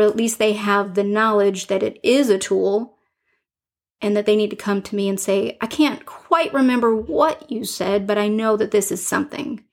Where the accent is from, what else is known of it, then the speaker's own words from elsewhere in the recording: Detroit, Michigan, United States; I grew up in Detroit